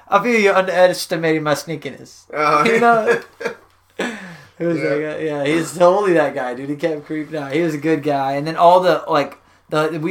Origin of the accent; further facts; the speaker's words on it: Texas, United States; Where you're really from, Texas